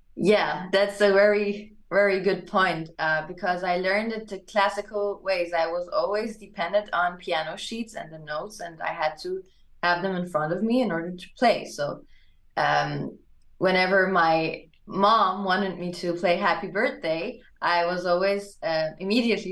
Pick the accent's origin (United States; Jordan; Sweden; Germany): Germany; English is a second language; also born or lived in Hamburg, Germany; I was born and raised in Germany